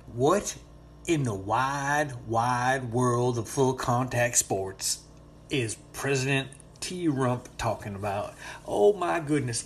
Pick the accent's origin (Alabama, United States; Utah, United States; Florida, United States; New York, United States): Florida, United States; I am a Floridian